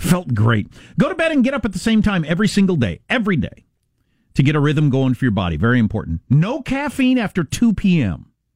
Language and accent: English; Kansas, United States; That's my home state.